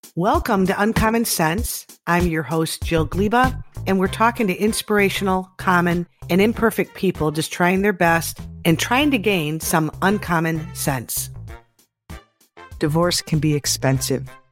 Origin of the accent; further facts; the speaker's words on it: Detroit, Michigan, United States; I grew up in Detroit